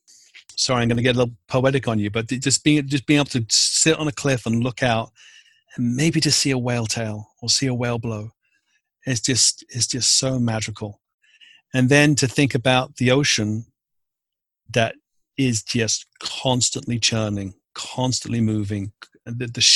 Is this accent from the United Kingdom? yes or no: yes; London, United Kingdom; moved away as an adult; also born or lived in Newfoundland / coast of Maine; now in Maine, United States; I was born and raised in London in the UK